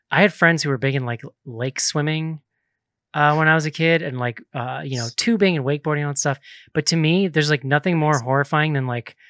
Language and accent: English; Northeast, United States; moved away; also born or lived in Florida; I grew up in the Northeast. I grew up in the Northeast, which is like the epicenter.